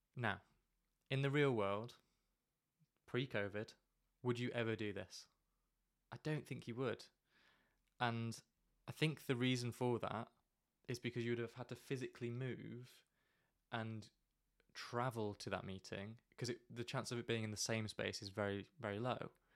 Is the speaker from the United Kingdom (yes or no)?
yes; United Kingdom; we're very British